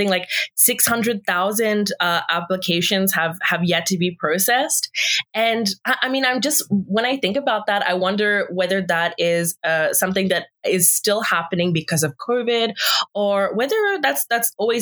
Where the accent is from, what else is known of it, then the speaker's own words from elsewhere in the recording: Australia; now in Canada; I'm from Australia